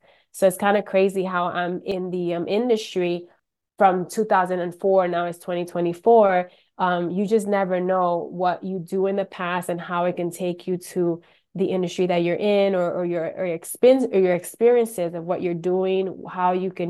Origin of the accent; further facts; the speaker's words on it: Rochester, New York, United States; now in Orlando, United States; Well, I'm actually originally from Rochester, New York. Moved to Orlando about 27 years ago. So I've been in Orlando for a long time.